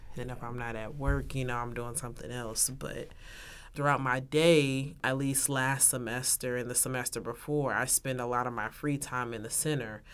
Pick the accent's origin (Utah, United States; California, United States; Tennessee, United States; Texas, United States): Texas, United States; moved away as an adult; now in Oklahoma, United States; I'm from Texas